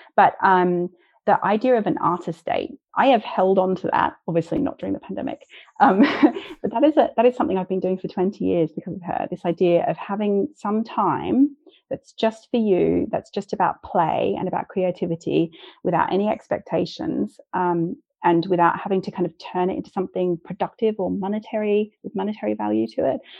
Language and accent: English; Australia; moved away; I'm Australian and I don't have any family in this country as well.